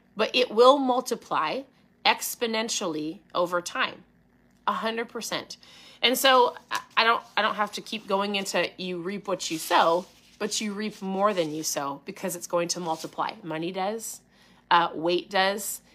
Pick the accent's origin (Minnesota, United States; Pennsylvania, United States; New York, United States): Minnesota, United States; accent: strong O's; I'm from Minnesota? My O's can be strong